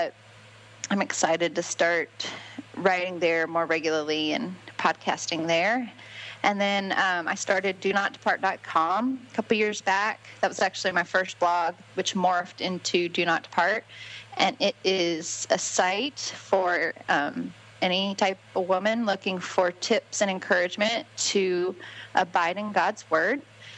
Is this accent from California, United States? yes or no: yes; California, United States; also born or lived in Alabama / Florida / Georgia; now in Harrodsburg, United States; I grew up in California, have lived in Alabama, went to Auburn University, then moved to Florida, then got married, then moved to Georgia, then moved back to Florida, and now we're in Kentucky.